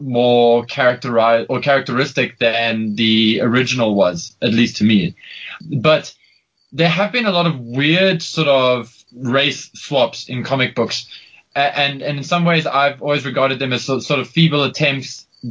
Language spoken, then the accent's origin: English; South Africa; I'm South African.